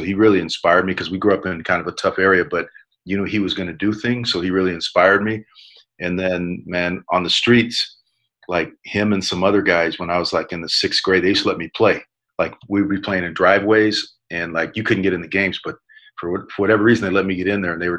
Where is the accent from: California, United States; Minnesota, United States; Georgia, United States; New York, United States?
California, United States; Pomona; I grew up in Pomona, California